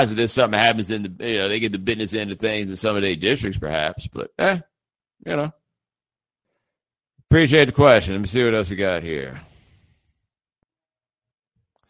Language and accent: English; Houston, Texas, United States; I am from Houston